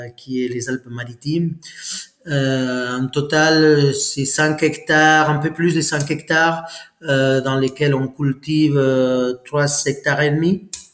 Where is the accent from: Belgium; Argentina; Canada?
Argentina; French is a second language; moved away as an adult; now in France; Je suis parti à 23 ans d'Argentine pour euh, pour la France et voilà, ça fait 24 ans là